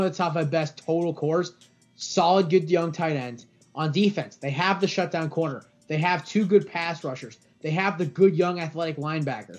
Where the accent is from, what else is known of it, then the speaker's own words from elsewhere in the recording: Connecticut, United States; I'm from Connecticut